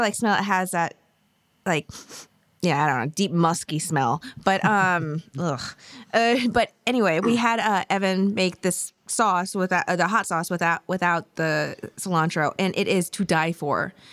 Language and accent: English; Ohio, United States; also born or lived in New York / Madison, Tennessee; now in Nashville, United States; I'm from Ohio originally, and then moved to New York